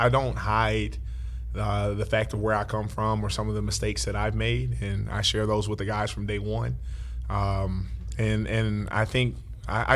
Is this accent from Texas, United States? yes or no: yes; Dallas, Texas, United States; growing up right here in Oak Cliff, Texas